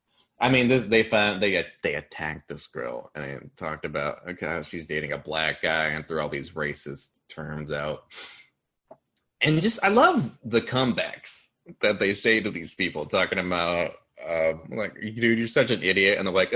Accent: Auburn, California, United States; I am from Auburn.

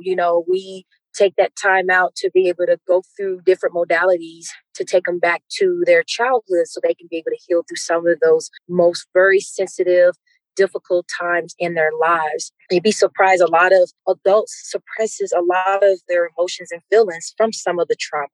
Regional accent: Mississippi, United States; now in Denver, United States; I am from Mississippi

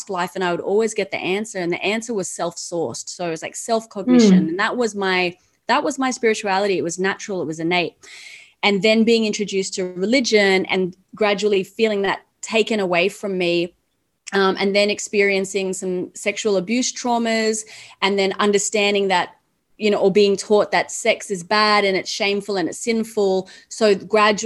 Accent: Australia; I grew up in Australia

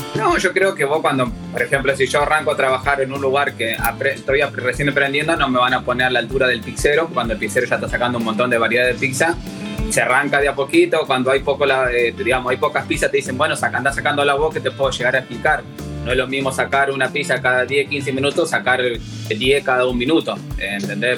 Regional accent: Argentina; fuimos elegidos como único argentino y primer latinoamericano

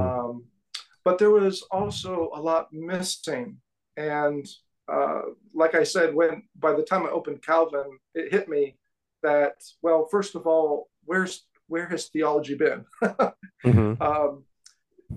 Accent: California, United States; now in Kansas City, United States; I'm from California originally

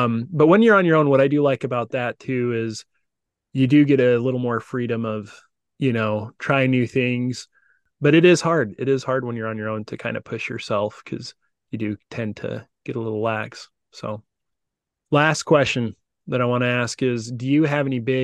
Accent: Utah, United States; I grew up in Utah

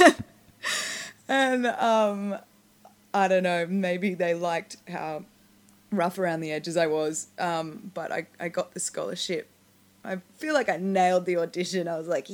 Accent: Australia; moved away as an adult; now in Los Angeles, United States; as an Australian

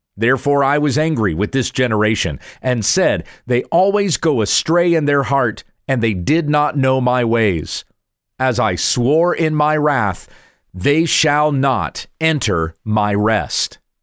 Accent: the Carolinas, United States; moved away; also born or lived in Kansas; I grew up in the South, the Southeast in particular, in the Carolinas

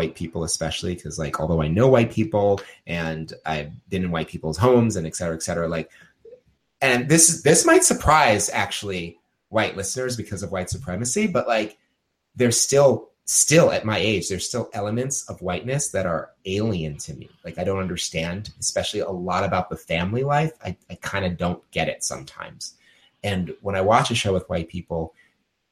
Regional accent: New York City, New York, United States; as a New Yorker

